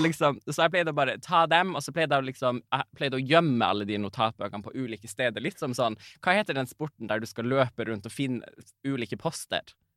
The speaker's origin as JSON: {"language": "Norwegian", "town": "Karasjok", "region": "Finnmark", "country": "Norway", "said": "jeg er jo fra Karasjok"}